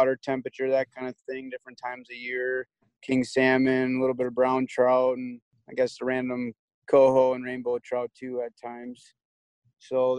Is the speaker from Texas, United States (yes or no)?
no; Milwaukee, Wisconsin, United States; I grew up in Milwaukee, fishing down there quite a bit with my dad